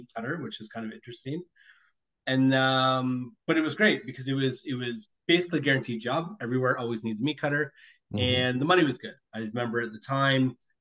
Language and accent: English; Minden, Ontario, Canada; moved away as an adult; I was born in Minden, Ontario